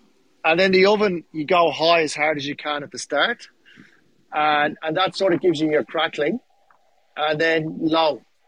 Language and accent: English; Dublin, Leinster, Ireland; The police turned up with the army because, mate, and I'm from Dublin. The army have guns up there.